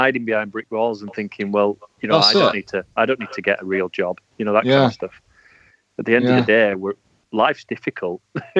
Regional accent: Halifax, Yorkshire and the Humber, United Kingdom; I'm actually from Halifax as well.

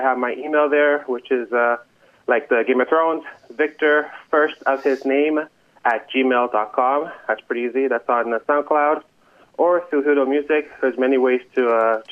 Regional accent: Montreal, Quebec, Canada; I'm from Montreal

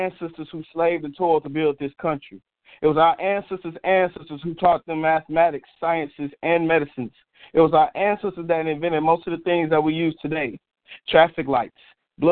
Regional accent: Jonesboro, United States; moved away; I'm originally from Jonesboro

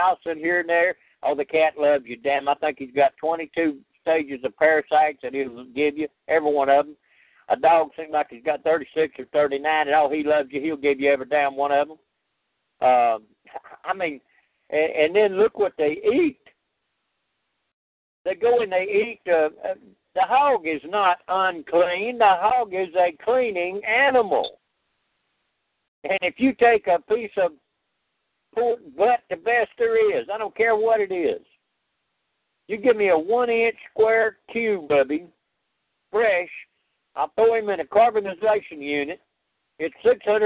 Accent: Louisiana, United States; I grew up in Louisiana

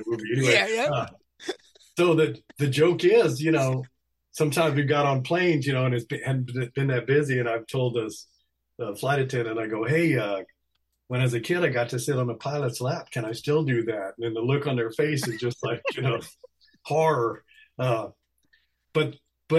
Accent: Texas, United States; I was born in Texas

